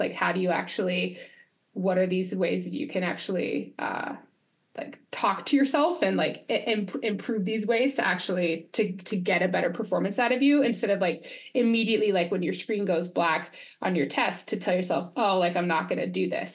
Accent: Quebec, Canada; I'm from Quebec region

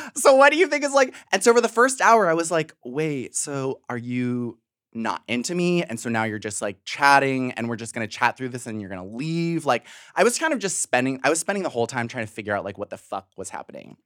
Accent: Western Springs, Illinois, United States; also born or lived in Chicago; now in Brooklyn, United States; I was born in the South Side, raised in the suburbs

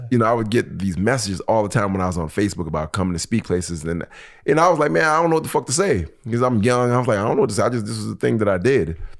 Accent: Detroit, Michigan, United States; I'm from Detroit

